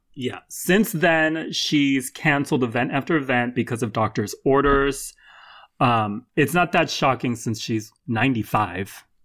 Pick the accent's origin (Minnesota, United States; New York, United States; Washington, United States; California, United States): California, United States; my home state of California